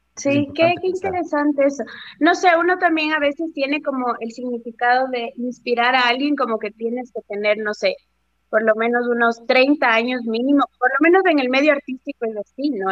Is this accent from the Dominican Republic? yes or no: no; Riobamba, Chimborazo, Ecuador; moved away; yo soy de Riobamba